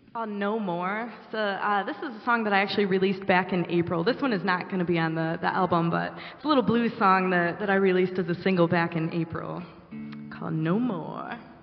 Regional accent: western New York, United States; moved away as an adult; now in Nashville, United States; growing up in, in a small town in western New York

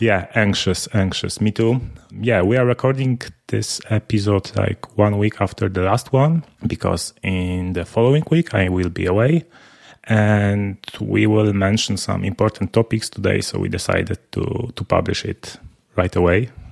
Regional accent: Poland; we, we are both from Poland

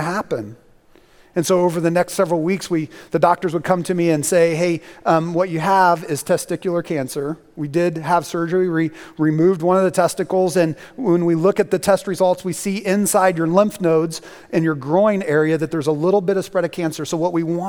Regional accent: Indiana, United States; moved away; the place that I grew up in Indiana

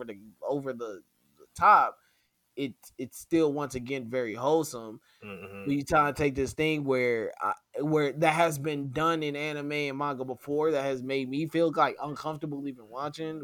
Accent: United States

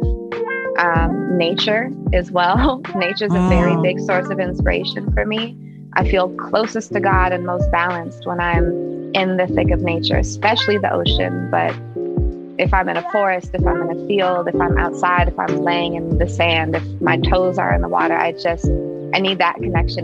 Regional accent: Oakland, California, United States; also born or lived in Berkeley; I'm from Oakland, born and raised. Technically, I was born in Berkeley, Alta Bates. But I was raised in Oakland my whole life.

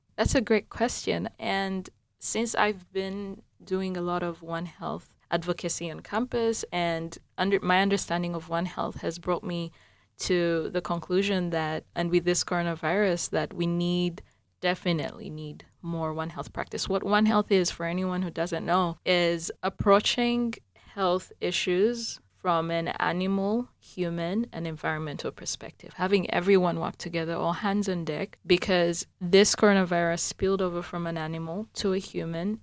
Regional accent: Uganda; moved away; I'm from Uganda, which is the warmer parts of the African continent

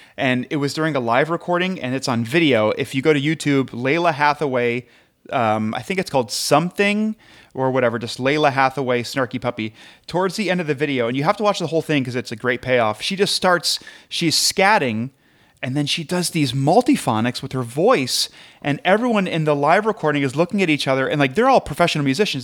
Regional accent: Midwest, United States; I'm from the Midwest

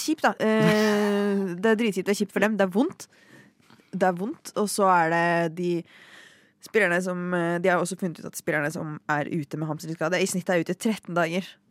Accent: Norway; som nordmenn

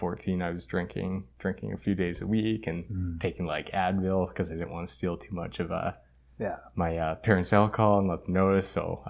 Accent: Edmonton, Alberta, Canada; born there; Okay, so I was born in Edmonton, but pretty much grew up here my whole life.

